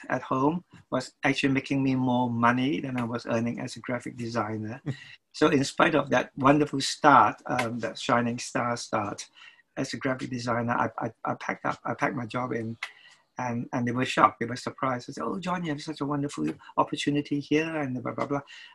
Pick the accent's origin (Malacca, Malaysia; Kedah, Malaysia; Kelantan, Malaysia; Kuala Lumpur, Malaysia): Kuala Lumpur, Malaysia; moved away as an adult; now in London, United Kingdom; I was born in Kuala Lumpur, Malaysia. As a little boy, my mother took me to see all those wonderful MGM musicals